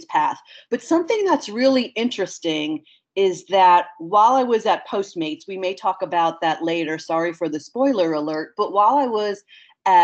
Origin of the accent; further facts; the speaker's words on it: Westchester County, New York, United States; moved away as an adult; also born or lived in Towson, Maryland / San Francisco / Hawaii; now in Nashville, United States; I am originally from Westchester County, New York, which is a county just above the city. Born and raised, left there for college